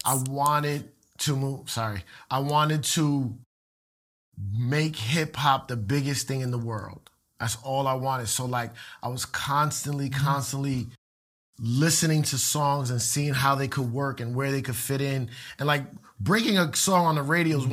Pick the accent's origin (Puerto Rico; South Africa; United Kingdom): Puerto Rico; a lot of Puerto Ricans like me